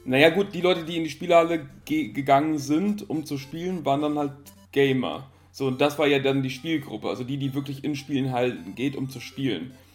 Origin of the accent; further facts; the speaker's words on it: Italy; moved away; Ich bin halt in Italien aufgewachsen